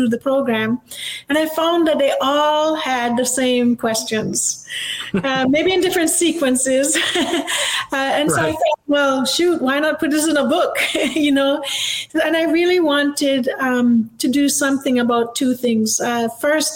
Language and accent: English; Jamaica; moved away as an adult; now in United States; I grew up in Jamaica